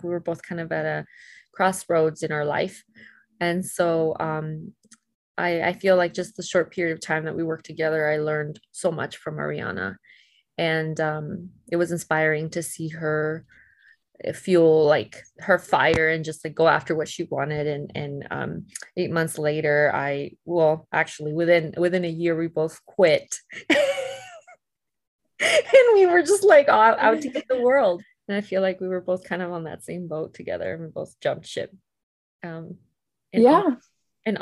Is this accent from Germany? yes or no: no; Tijuana, Baja California, Mexico; moved away; also born or lived in Riverside, California / San Diego, California; I grew up in Tijuana, originally from San Diego and Tijuana, Mexico